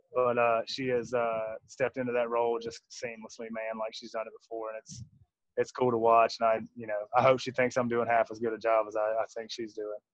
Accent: Jackson, Mississippi, United States; now in Fort Worth, United States; We're both from Mississippi. I'm from Jackson.

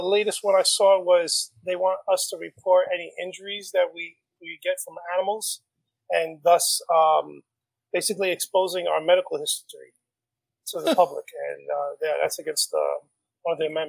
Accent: Bronx, New York, United States; from the Bronx.

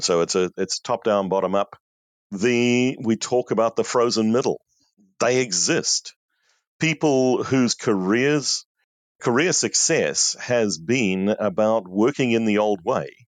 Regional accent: New Zealand; moved away; also born or lived in South Africa; I'm a New Zealander by birth, but I was living in South Africa at that stage.

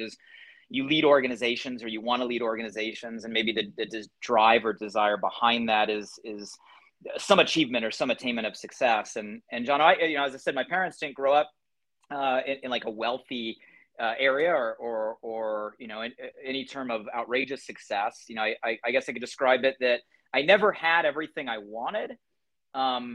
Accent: Southern California, United States; I grew up here in Southern California, actually about 45 minutes north from where I currently live

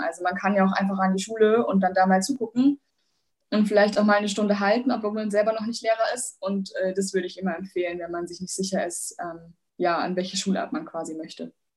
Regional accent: Bavaria, Germany; Ich komme aus Bayern

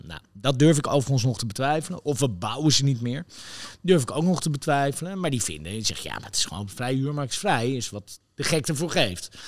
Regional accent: Netherlands; wij als Nederlanders

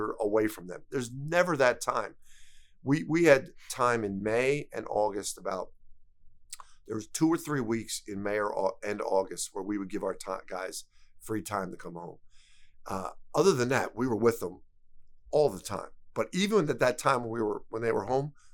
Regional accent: Philadelphia, Pennsylvania, United States; It was my hometown team.

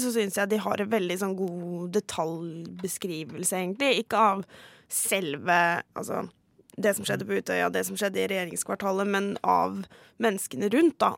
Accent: Halden, Østfold, Norway; moved away as an adult; now in Oslo, Norway; Jeg var tolv år da 22.07 skjedde, og satt hjemme i Halden

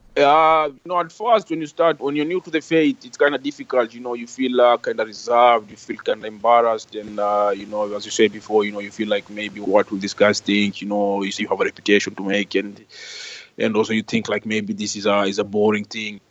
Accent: Kenya; moved away; growing up in Kenya

